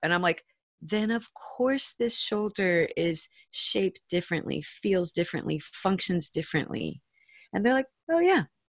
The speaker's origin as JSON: {"language": "English", "town": "St. Petersburg", "region": "Florida", "country": "United States", "tie": "born or raised there", "said": "I'm from St. Pete, Florida. It is a little peninsula on the big peninsula that is Florida. It's also kind of a little liberal bubble in an otherwise pretty conservative state and I'm second generation St. Pete native"}